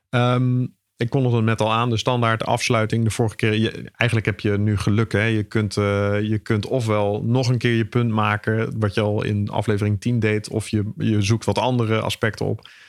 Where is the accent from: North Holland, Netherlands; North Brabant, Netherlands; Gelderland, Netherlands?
North Brabant, Netherlands; 's-Hertogenbosch; Ik kom zelf uit Den Bosch, dus ik mag dit soort dingen zeggen als je van onder de rivieren komt.